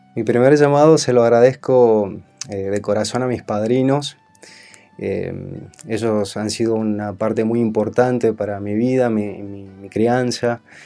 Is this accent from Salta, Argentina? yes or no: yes; Salta, Argentina; moved away as an adult; now in Buenos Aires, Argentina; soy salteño